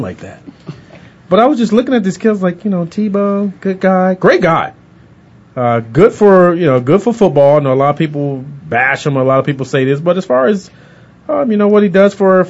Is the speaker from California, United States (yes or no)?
yes; California, United States; I'm from California, too